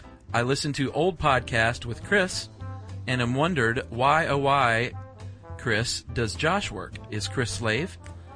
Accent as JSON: {"language": "English", "country": "China", "second_language": "English", "moved": "yes", "lives_now": "Canada", "said": "I come to Canada from China and like to live here. Every day here is joyous."}